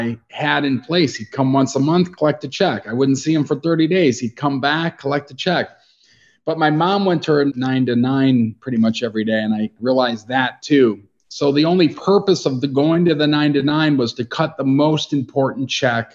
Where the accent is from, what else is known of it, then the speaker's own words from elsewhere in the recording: Chicago, Illinois, United States; I grew up in Chicago